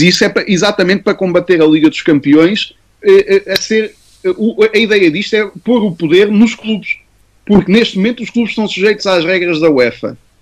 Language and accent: Portuguese; Portugal; nós somos portugueses